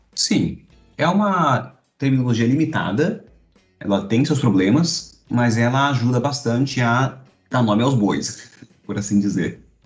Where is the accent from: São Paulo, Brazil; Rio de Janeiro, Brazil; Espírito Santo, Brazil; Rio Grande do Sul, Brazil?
São Paulo, Brazil; now in Recife, Brazil; Eu sou de São Paulo e moro em Recife